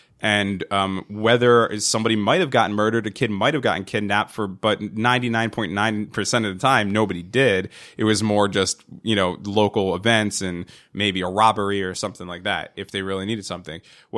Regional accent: New Jersey, United States; Now, we've, how many hundreds of children do we know that grew up in our area that we grew up in Central Jersey?

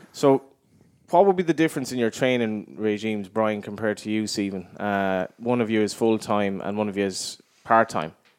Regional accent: East Galway, Connacht, Ireland; I'm from East Galway at Lone is my, technically my local club

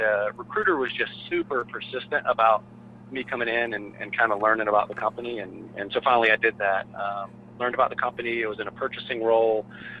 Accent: Atlanta, Georgia, United States; I grew up in Atlanta around CarMax stores

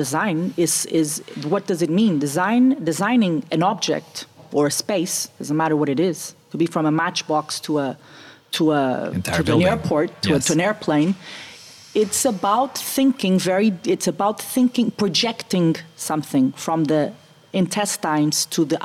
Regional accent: Portugal; also born or lived in Germany / Italy; I was the first Portuguese to go.

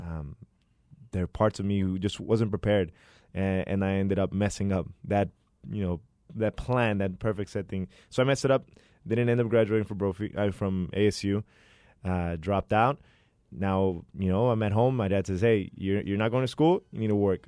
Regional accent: Phoenix, Arizona, United States; born and raised here in Phoenix, Arizona. Been here my whole life

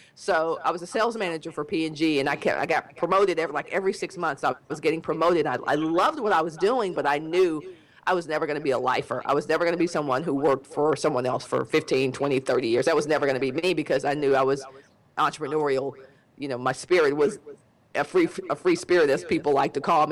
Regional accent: Dallas, Texas, United States; be close to home because I'm from Dallas

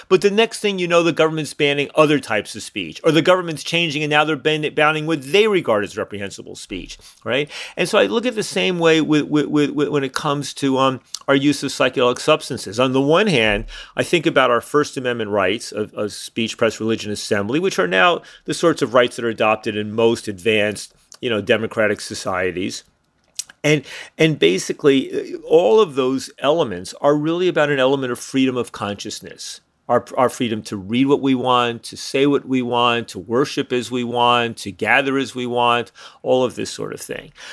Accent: suburbs of New York City, United States; moved away as an adult; also born or lived in Montreal; I grew up in New York, outside New York City, in the suburb of New York City

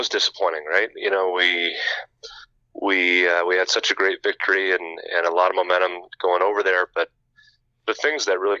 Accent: New Jersey, United States; now in Minnesota, United States; I'm an East Coast guy. I come from New Jersey.

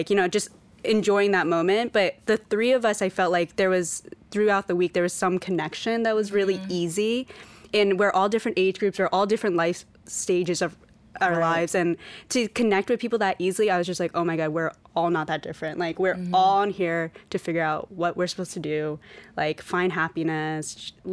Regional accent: United States; I'm Chinese American

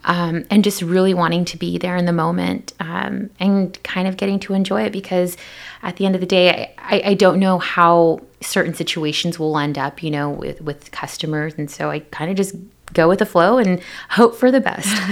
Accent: Pasco, Washington, United States; I'm originally from Pasco, Washington

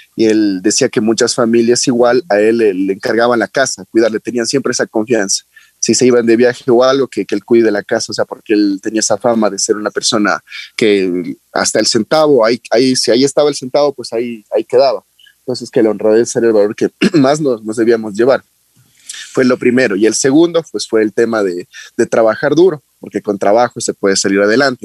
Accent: La Independencia, Esmeraldas, Ecuador; bueno, mi familia es oriunda de Manabí, pero yo en sí nací en Esmeraldas

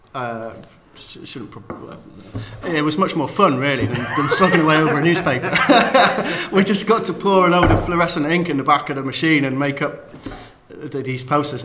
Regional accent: Cheltenham, South West England, United Kingdom; I'm from Cheltenham.

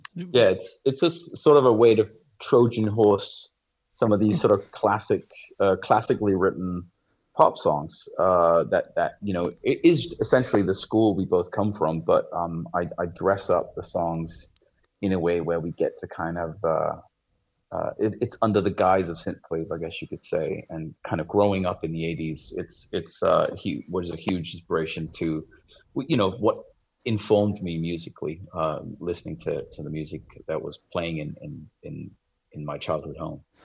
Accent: Copenhagen, Capital Region of Denmark, Denmark; moved away as an adult; now in Los Angeles, United States; I have an English father and grew up in Denmark

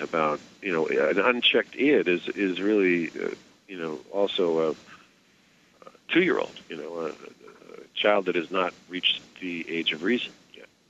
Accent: New York City, New York, United States; I grew up in New York City

